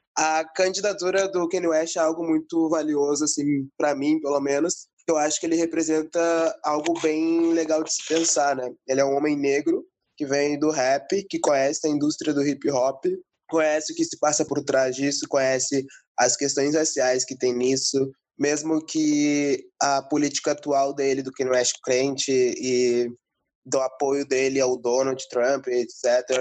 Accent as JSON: {"language": "Portuguese", "town": "Porto Alegre", "region": "Rio Grande do Sul", "country": "Brazil", "tie": "born or raised there", "said": "Eu sou a primeira geração que nasceu em Porto Alegre"}